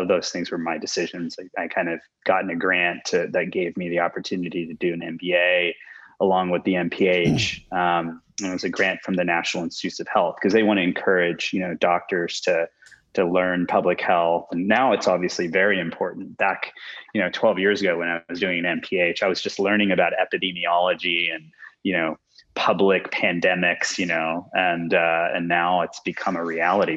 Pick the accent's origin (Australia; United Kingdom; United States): United States; Houston, Texas; I grew up in Houston, went to Rice University